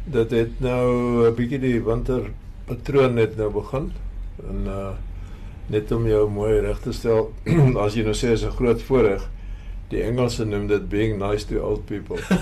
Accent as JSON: {"language": "Afrikaans", "town": "Paarl", "region": "Western Cape", "country": "South Africa", "tie": "born or raised there", "said": "Ek het hier in die Parel groot geword"}